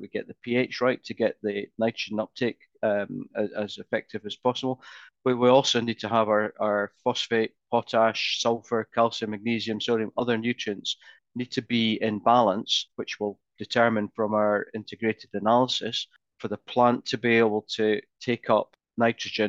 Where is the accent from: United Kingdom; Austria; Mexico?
United Kingdom; Scotland; I'm Scottish